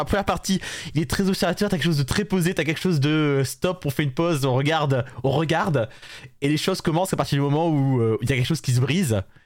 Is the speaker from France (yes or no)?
yes; France; nous sommes français